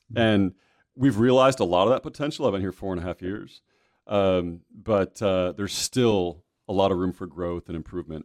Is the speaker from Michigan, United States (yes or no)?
yes; Michigan, United States; moved away as an adult; also born or lived in California / Arizona; now in Kentucky, United States; I'm from Michigan